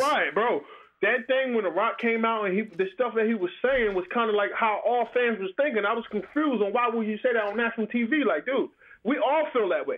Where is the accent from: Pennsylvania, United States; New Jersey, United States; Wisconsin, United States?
New Jersey, United States; Asbury Park; I grew up in the Asbury Park area